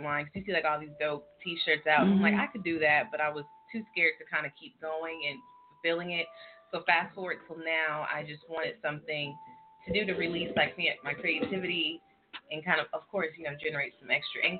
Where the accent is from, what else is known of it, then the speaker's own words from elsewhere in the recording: California, United States; moved away; I'm from California